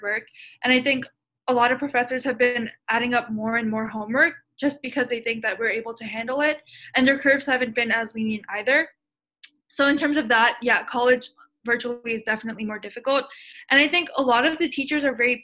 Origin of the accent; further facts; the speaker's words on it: Maryland, United States; I'm from Maryland